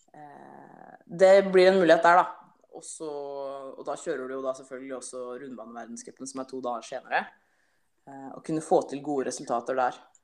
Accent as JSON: {"language": "Norwegian", "town": "Halden", "region": "Østfold", "country": "Norway", "said": "jeg er jo fra Halden og bor i Halden"}